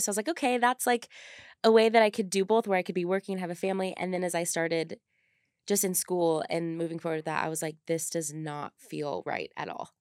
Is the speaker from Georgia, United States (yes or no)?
no; California, United States; moved away as an adult; now in Utah, United States; growing up in California, moving to Utah 'cause I thought I wanted to be a dental hygienist